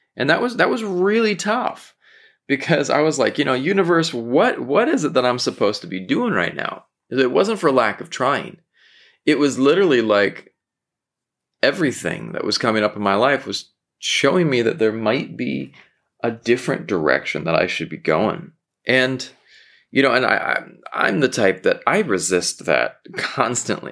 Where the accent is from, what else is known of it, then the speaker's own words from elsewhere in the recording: Southern California, United States; I grew up in Southern California